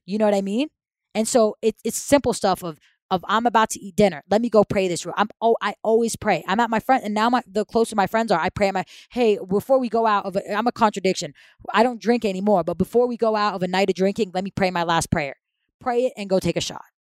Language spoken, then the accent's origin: English; Saudi Arabia; moved away; was born and raised in Saudi Arabia